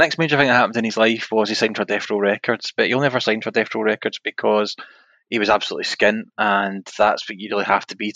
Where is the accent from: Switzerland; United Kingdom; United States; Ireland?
United Kingdom; Glasgow, Scotland; we're from Glasgow